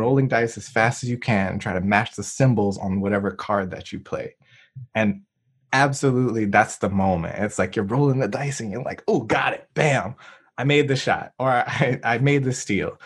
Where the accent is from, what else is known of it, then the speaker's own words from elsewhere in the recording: New Orleans, Louisiana, United States; now in Durham, United States; we're both from New Orleans.